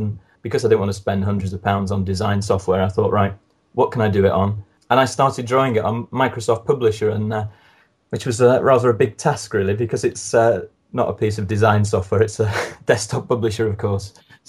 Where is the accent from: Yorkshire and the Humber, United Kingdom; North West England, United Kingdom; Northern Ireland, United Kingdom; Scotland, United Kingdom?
North West England, United Kingdom; Lancashire, between Clitheroe and Blackburn, Ribble Valley; moved away as an adult; now in London, United Kingdom; I live in London now, although I grew up in Lancashire, near between Clitheroe and Blackburn, in a small village. And I came down to London to teach. Obviously, for years growing up in the Ribble Valley